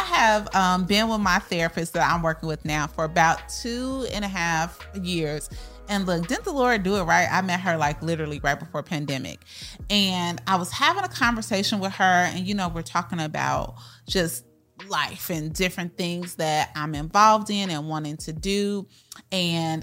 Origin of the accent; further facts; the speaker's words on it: Chicago, Illinois, United States; moved away as an adult; now in Texas, United States; we are from Chicago, so we came to Texas, didn't know anybody